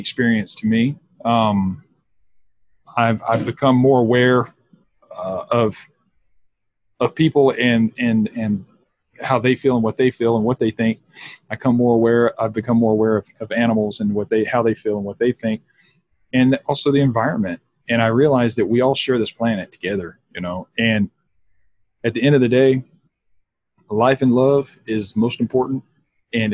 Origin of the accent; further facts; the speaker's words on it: the South, United States; now in Austin, United States; I grew up in the South, and I grew up in a very Christian conservative home.